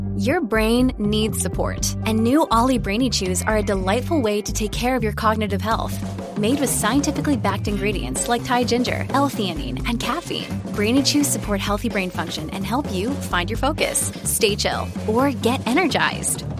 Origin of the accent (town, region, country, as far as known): Sydney, New South Wales, Australia; born or raised there; moved away as an adult; now in United States